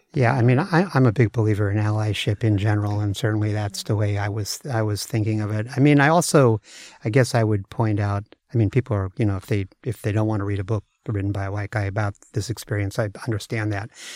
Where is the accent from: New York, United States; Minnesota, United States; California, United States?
California, United States; San Francisco Bay Area; moved away as an adult; also born or lived in Seattle; now in Redmond, United States; I grew up in the Bay Area, but I came up to Seattle in, uh, nineteen eighty-eight to work for Microsoft